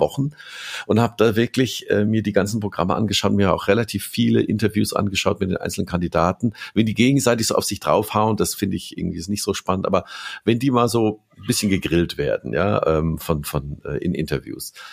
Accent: Germany; als Deutscher

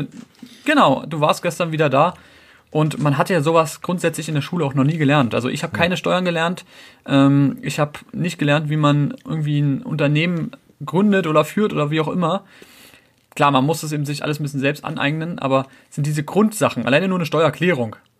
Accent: Berlin, Germany; now in Brandenburg, Germany; geboren in Berlin, wohne jetzt grundsätzlich in Brandenburg, aber so am Rand von Berlin

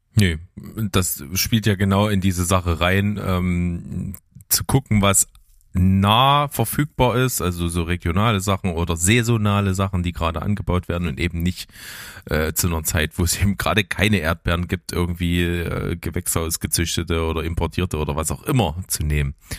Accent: Naunhof, Saxony, Germany; ich bin ja aufgewachsen in Nauenhof

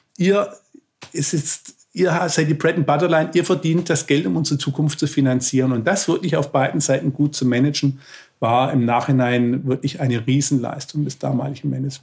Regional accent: Swabia, Germany; als Schwabe

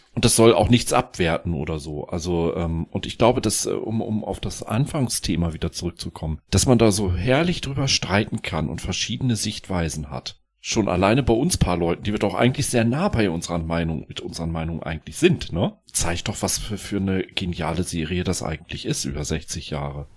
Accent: West Germany, Germany; als ich Teenie war, ja, da hat sich ja die Mauer geöffnet. Ich war aus Westdeutschland

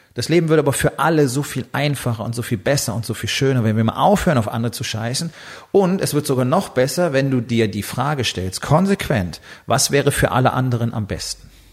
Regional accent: Germany; als Deutsche

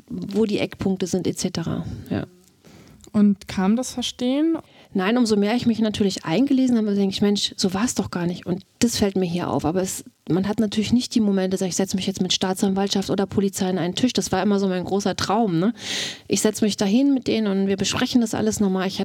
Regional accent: Mecklenburg-Vorpommern, Germany; now in Babenhausen, Germany; ich komme aus Mecklenburg.

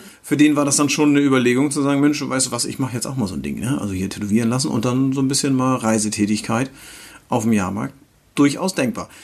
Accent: Northern Germany, Germany; hier bei uns im Norden

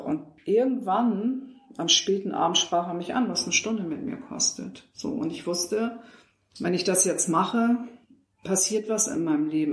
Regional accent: Hamburg, Germany; ich bin Hamburgerin

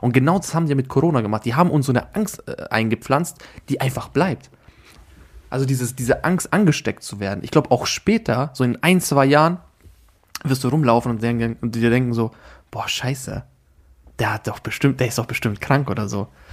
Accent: Austria; dass ich Österreicher bin

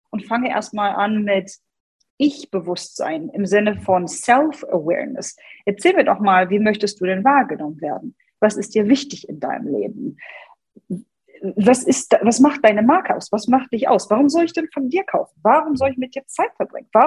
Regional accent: Hanover, Lower Saxony, Germany; ich komme aus {S255} Hannover.

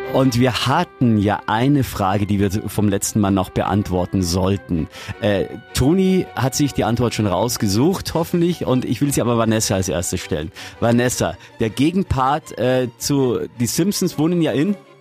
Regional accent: Augsburg, Bavaria, Germany; hier bei uns in Augsburg

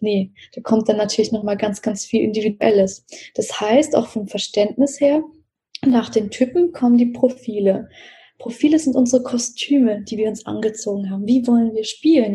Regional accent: Russia; moved away; ich bin ja in Russland geboren

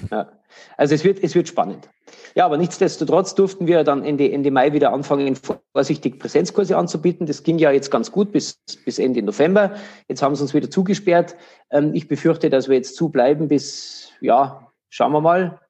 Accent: Regensburg, Bavaria, Germany; in Regensburg, meine Heimatstadt

